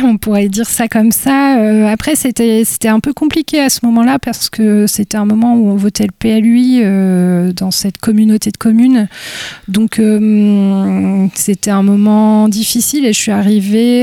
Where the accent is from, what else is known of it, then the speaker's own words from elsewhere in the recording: Gomené, Brittany, France; je suis née à Gomené dans les Côtes d'Armor. Euh, j'ai grandi dans une ferme